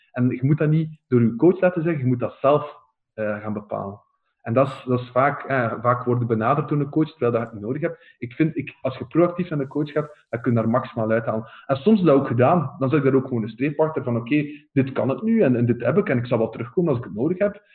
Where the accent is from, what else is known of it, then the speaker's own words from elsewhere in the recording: Oudenaarde, Flanders, Belgium; ik ben zelf van Oudenaarde